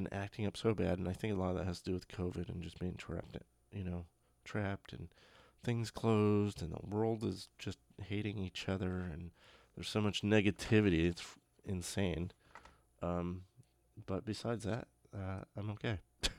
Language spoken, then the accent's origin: English; Toms River, New Jersey, United States; I grew up in New Jersey, Beechwood, Toms River area, New Jersey, and that area is huge, and it's an insanely populated area.